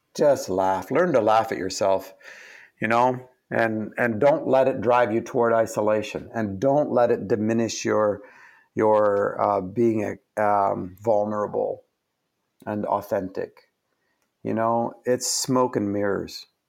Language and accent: English; Canada; I'm Canadian